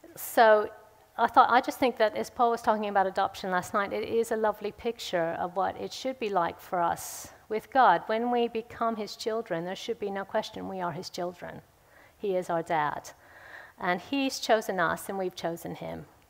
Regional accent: United States; now in Woodford Green, United Kingdom; I grew up in America

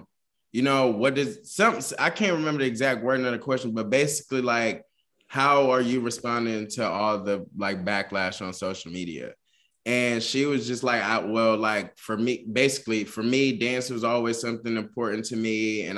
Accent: the South, United States; I'm from the South. So band culture down here is a big, big thing.

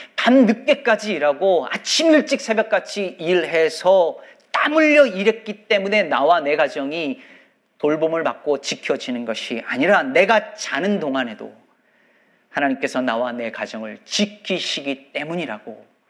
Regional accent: South Korea; 한국에서 자란 성인들 중에서 말입니다

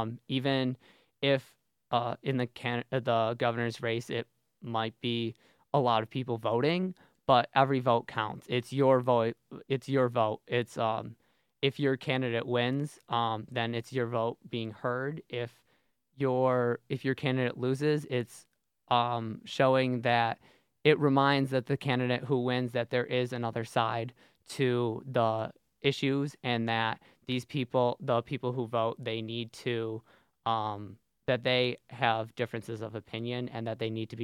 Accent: Syracuse, New York, United States; moved away as an adult; now in Binghamton, United States; I'm from Syracuse

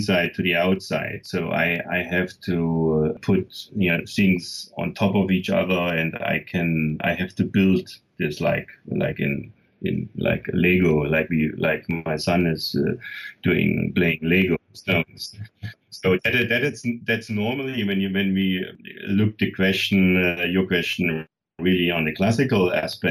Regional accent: Germany; I was born in the East

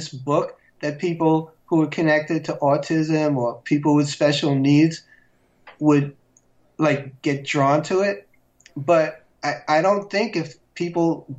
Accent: New York City, New York, United States; Back in the 60s when I grew up in Queens, my section was really segregated

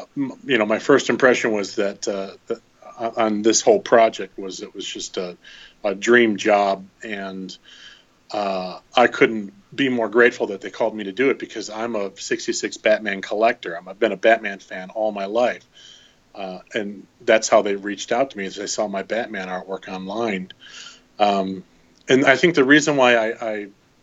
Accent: Michigan, United States; I grew up in Michigan

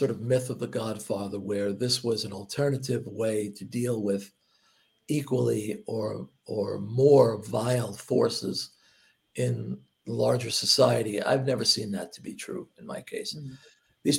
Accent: Hoboken, New Jersey, United States; I grew up in Hoboken, and there was always sort of minor crime going around.

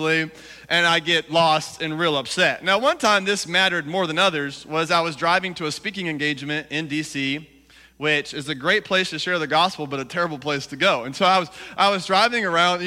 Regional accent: Alabama, United States; now in Washington, D.C., United States; I'm from Alabama

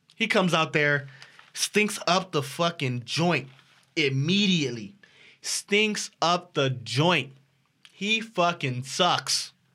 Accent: Los Angeles, California, United States; I'm from South Central Los Angeles

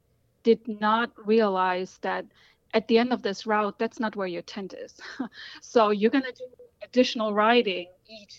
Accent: Germany; now in Washington, D.C., United States; I was born in Germany and currently live in Washington, D.C.

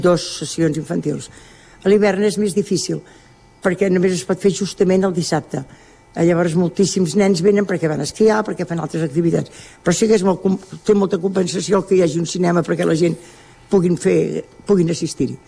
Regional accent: Camprodon, Catalonia, Spain; soc de Camprodon

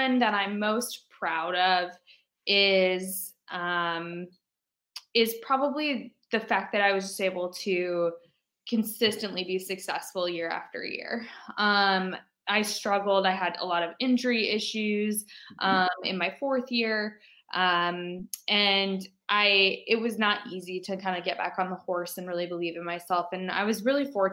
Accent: Fort Dodge, Iowa, United States; I'm from Fort Dodge

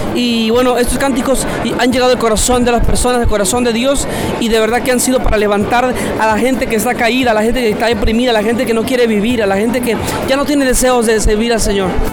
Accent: Mexico City, Mexico; Yo vengo de la Ciudad de México

